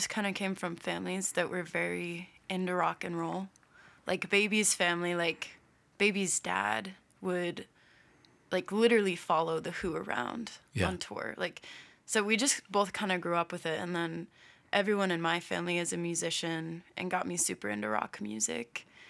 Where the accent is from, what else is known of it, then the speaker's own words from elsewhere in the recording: Boulder, Colorado, United States; Yeah, we both are.